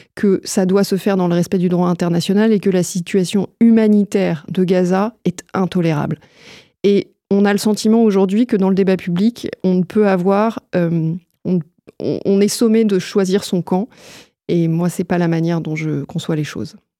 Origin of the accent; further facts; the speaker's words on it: France; chez nous en France